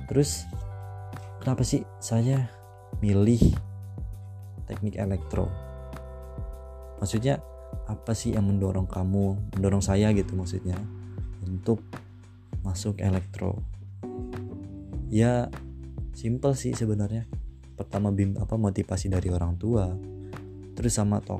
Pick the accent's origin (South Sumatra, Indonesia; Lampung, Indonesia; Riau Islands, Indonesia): Lampung, Indonesia; Bandar Lampung; Asal saya dari kota Bandar Lampung dan umur saya 18 tahun.